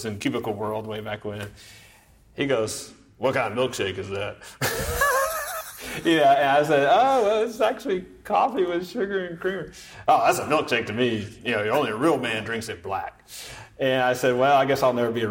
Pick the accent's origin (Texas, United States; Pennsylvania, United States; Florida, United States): Texas, United States; I'm a native Texan, too